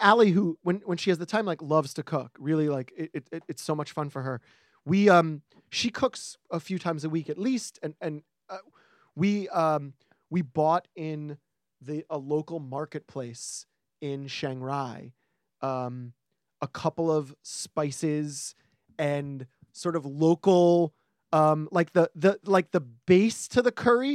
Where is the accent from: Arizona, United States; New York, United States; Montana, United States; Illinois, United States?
New York, United States; as a New Yorker